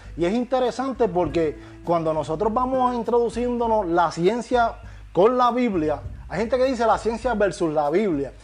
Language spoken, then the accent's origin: Spanish; Puerto Rico; soy, puertorriqueño aunque haya nacido en la luna.